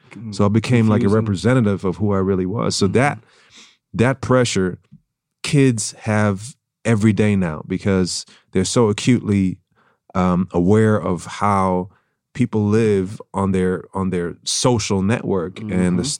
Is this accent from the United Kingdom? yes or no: no; Germany; first language German; English is a second language; moved away; also born or lived in Vienna, Austria; Born in Austria, in Vienna. Mm-hmm. Grew up in Germany. My mom's German.